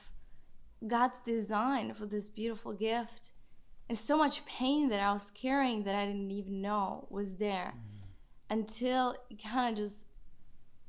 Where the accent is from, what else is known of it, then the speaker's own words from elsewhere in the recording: Czechia; accent: Czech; moved away; I'm from Czech Republic